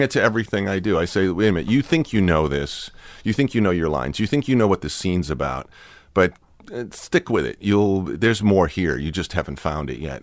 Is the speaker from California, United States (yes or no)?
no; Watertown, Massachusetts, United States; moved away; Watertown where I was a little kid